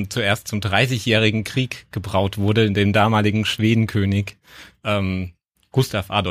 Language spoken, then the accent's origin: German; Bavaria, Germany; habe als gebürtiger Bayer ein bayerisches Bier mitgebracht.